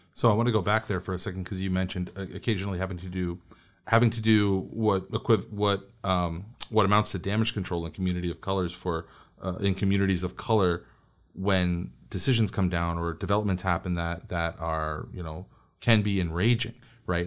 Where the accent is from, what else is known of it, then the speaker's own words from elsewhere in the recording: New York, United States; I grew up in, I grew up in New York